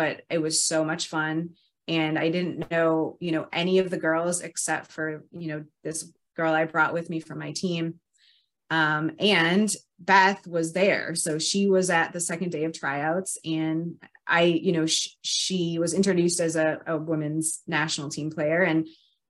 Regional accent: Minnesota, United States; moved away; also born or lived in North Dakota / Southern California; I grew up in Minnesota

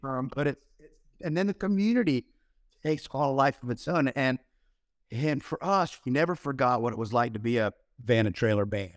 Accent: Florida, United States; we grew up in Florida down here

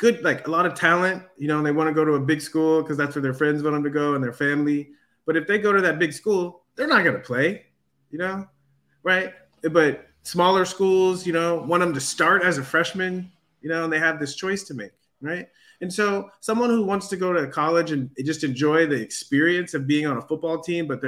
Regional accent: San Diego, California, United States; moved away as an adult; also born or lived in Texas; I grew up in San Diego

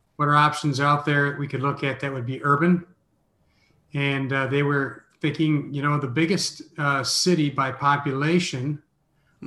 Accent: Minneapolis, Minnesota, United States; moved away as an adult; also born or lived in Zagreb, Croatia / Sarajevo, Bosnia and Herzegovina / Canada; now in Orlando, United States; I'm from Minneapolis

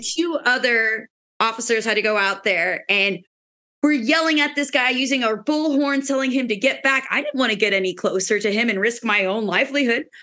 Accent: Pennsylvania, United States; moved away as an adult; now in Florida, United States; I'm from Pennsylvania originally

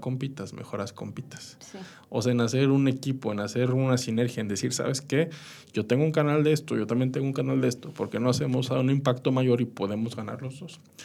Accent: Mexico; como mexicanos

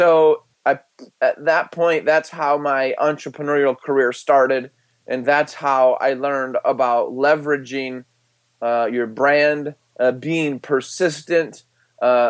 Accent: Michigan, United States; I was born and raised in Michigan

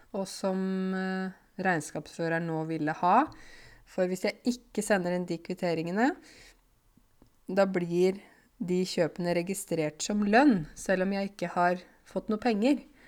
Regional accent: Norway; jeg har vokst opp i Norge, gått på norsk barnehage, eh, norske foreldre

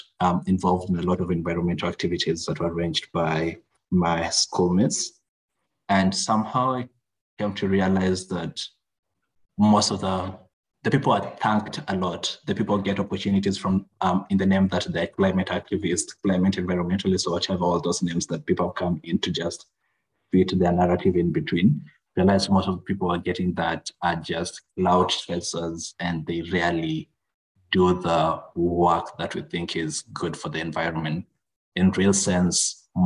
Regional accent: Kenya; now in Kigali, Rwanda; I'm originally from Kenya. That's my home country. But at the moment, I'm staying in Rwanda, Kigali, Rwanda

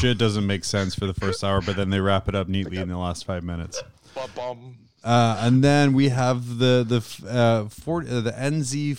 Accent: Scotland, United Kingdom; As a Scottish person who's been called English

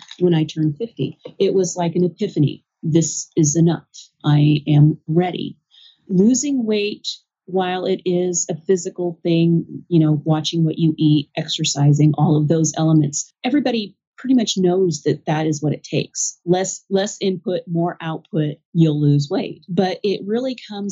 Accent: United States; I'm an American

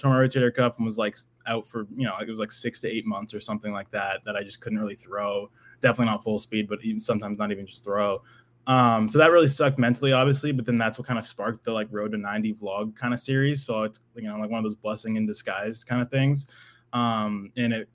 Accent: New Hampshire, United States; I'm from New Hampshire, like an hour north of Boston

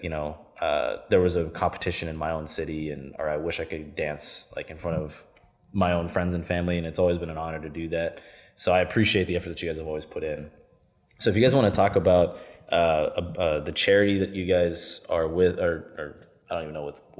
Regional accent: Pittsburgh, Pennsylvania, United States; I'm from Pittsburgh.

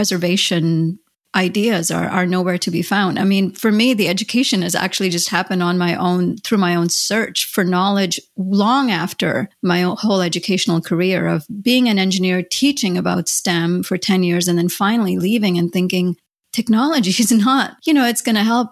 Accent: India; I grew up in India

